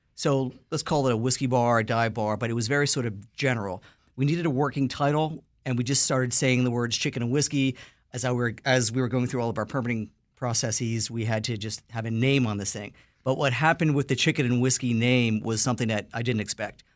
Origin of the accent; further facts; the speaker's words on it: New York City, New York, United States; Lower East Side, East Village where I'm from